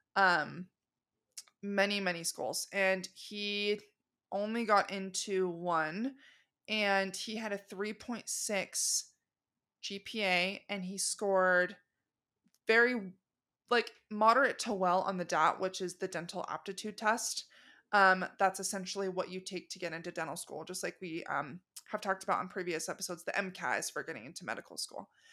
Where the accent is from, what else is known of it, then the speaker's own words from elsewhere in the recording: Arizona, United States; also born or lived in Los Angeles, California; I'm originally from Arizona